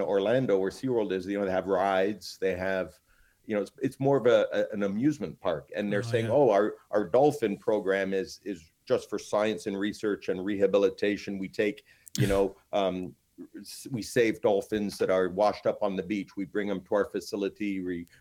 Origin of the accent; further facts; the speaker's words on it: Toronto, Ontario, Canada; now in Fort Lauderdale, United States; I grew up in Toronto